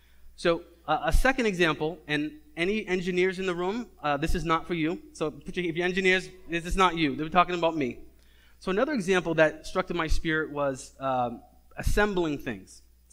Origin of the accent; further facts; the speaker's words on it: Cambridge, Massachusetts, United States; I'm from Cambridge, and when it tells me to get to 93